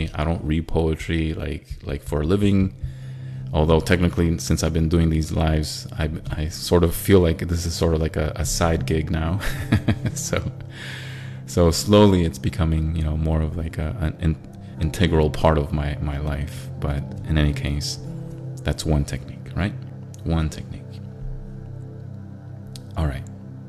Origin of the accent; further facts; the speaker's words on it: Middle East, Israel; moved away; also born or lived in Syria / Cyprus / Thailand; Because I grew up overseas most of my young life. I grew up in Israel, I grew up in Syria, I grew up in Cyprus, and I was born in Thailand, but I grew up in the Middle East most of my young life.